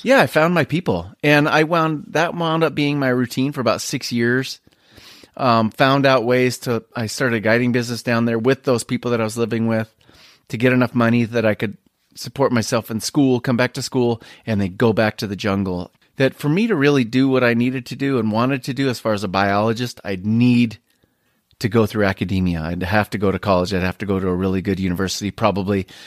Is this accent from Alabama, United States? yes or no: no; Spokane, Washington, United States; what I grew up with here in Spokane